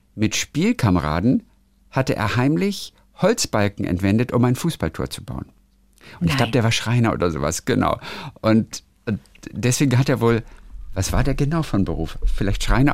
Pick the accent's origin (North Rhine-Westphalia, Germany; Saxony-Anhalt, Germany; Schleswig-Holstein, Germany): Schleswig-Holstein, Germany; Lübeck; weil es ja meine Heimatstadt ist. Lübeck